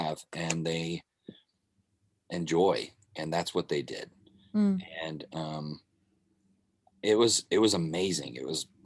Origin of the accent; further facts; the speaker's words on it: Kentucky, United States; also born or lived in Arkansas / Memphis, Tennessee; now in Nashville, United States; I lived in Arkansas, Memphis, and Kentucky. Most of my life was spent in Kentucky, or most of my childhood or whatever was in Kentucky.